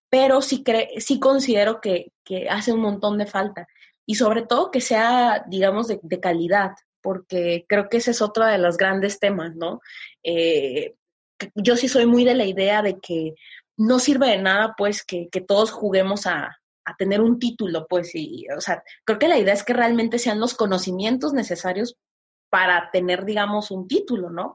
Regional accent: Tepic, Nayarit, Mexico

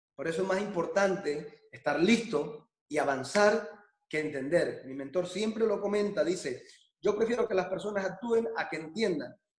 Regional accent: Colombia; now in Barcelona, Spain; yo soy original de Colombia

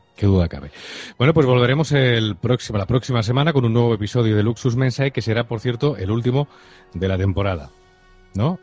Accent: Spain

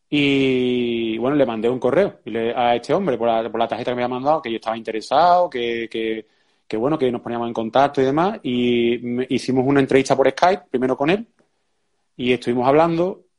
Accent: Seville, Andalusia, Spain; nosotros somos de Sevilla, en Sevilla cuando nosotros empezamos había muy poco jiu-jitsu

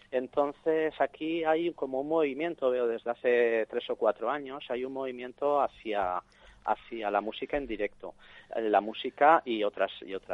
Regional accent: Cuba; Pues mira, soy cubano

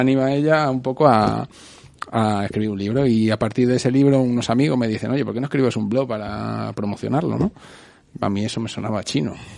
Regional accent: Leganés, Community of Madrid, Spain; yo soy de Leganés

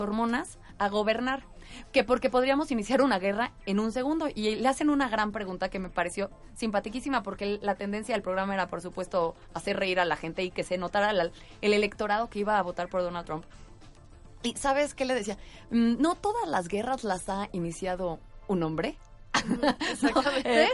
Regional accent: Mexico; Yo hablaría como mexicana

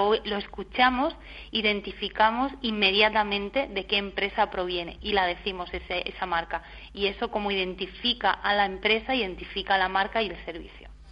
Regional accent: Region of Murcia, Spain; soy de Murcia

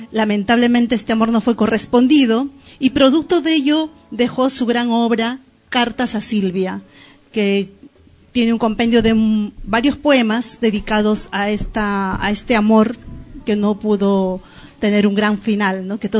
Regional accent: Lima, Peru; debo aclarar aquí que no soy arequipeña exactamente, yo soy limeña

